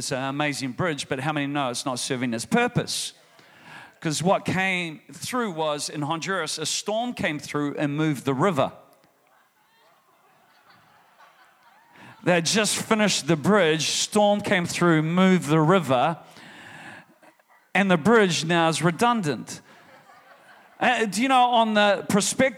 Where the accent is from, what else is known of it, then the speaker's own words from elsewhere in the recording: New Zealand; I'm from New Zealand